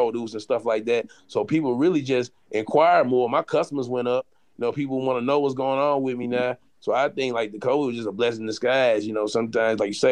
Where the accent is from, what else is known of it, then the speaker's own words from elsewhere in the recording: St. Louis, Missouri, United States; I grew up in St. Louis